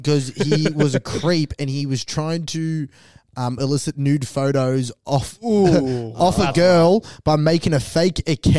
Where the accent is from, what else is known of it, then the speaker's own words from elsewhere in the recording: Diamond Creek, Victoria, Australia; me growing up in Diamond Creek, I'm not WOG at all.